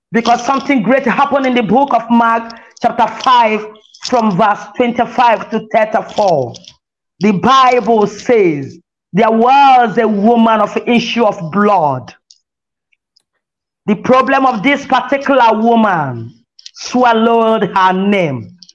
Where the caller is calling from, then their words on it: Lagos, Nigeria; As I'm reaching you from Lagos, Nigeria, as many that hear my voice